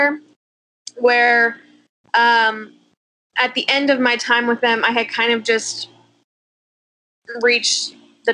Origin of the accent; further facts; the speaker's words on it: O'Neill, Nebraska, United States; moved away as an adult; also born or lived in Texas / Austin, Texas; now in California, United States; So I was born and raised in Nebraska, super small town.